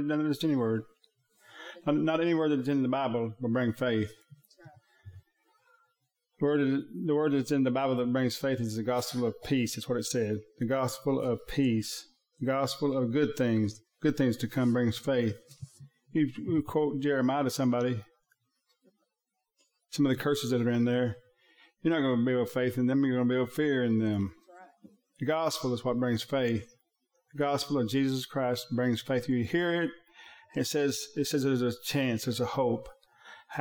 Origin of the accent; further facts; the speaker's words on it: Thackerville, Oklahoma, United States; I'm from Thackerville